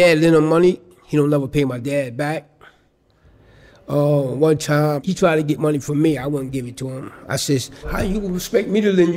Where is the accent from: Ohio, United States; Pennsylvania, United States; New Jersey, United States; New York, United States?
New York, United States; New York City; also born or lived in Snow Hill, Maryland / Far Rockaway, Queens; I was born in Snow Hill, Maryland, and I was raised in South Jamaica, Queens. We moved to Far Rockaway. So I grew up in Jamaica and Far Rockaway